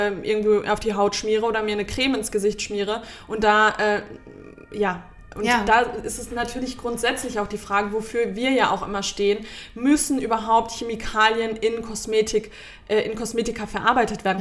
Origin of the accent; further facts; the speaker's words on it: Germany; bei uns in Deutschland